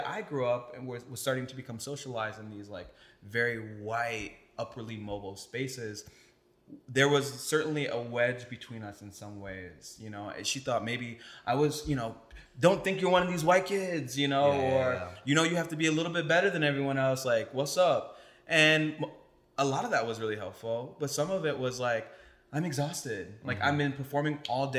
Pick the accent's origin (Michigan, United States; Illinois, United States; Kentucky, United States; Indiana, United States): Indiana, United States; South Bend; moved away; also born or lived in Chicago / Brooklyn, New York; I grew up in South Bend, Indiana, and then I moved to Chicago